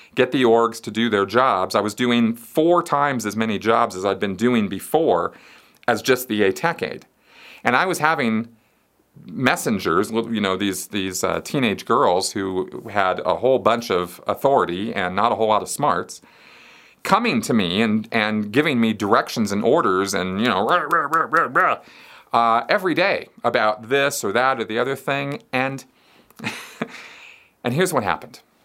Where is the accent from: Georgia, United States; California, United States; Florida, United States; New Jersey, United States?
California, United States; Pasadena; I grew up in Pasadena, California